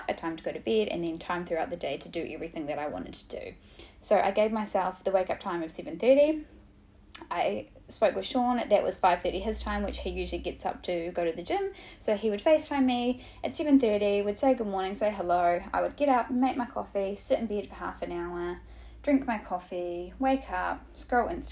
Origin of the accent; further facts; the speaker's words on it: New Zealand; now in Sydney, Australia; I'm from New Zealand originally.